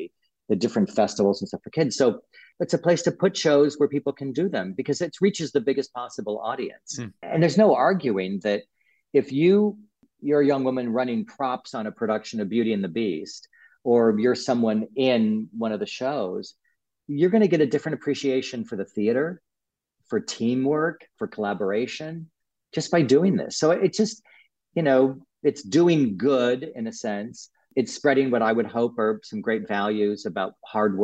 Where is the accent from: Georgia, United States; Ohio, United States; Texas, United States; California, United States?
California, United States; San Francisco; moved away as an adult; now in New York, United States; I grew up in San Francisco